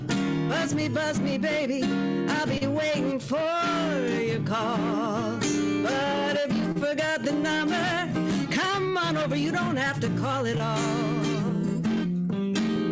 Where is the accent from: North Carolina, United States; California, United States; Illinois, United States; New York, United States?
Illinois, United States; Homewood; also born or lived in Flossmoor; now in Chicago, United States; I grew up outside of Chicago in the South Suburbs, Homewood, Flossmoor